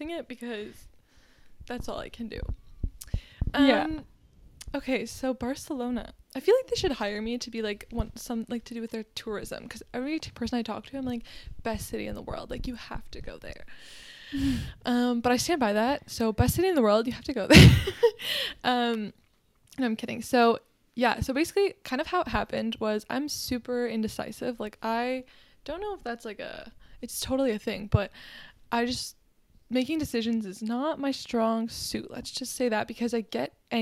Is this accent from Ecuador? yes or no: no; Kitchener, Ontario, Canada; moved away; also born or lived in Ottawa; I had to drive from Ottawa to my hometown, which is like Kitchener-Waterloo